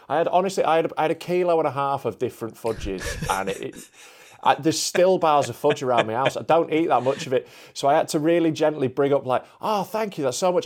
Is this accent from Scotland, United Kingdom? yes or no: no; Yorkshire and the Humber, United Kingdom; I'm a Yorkshireman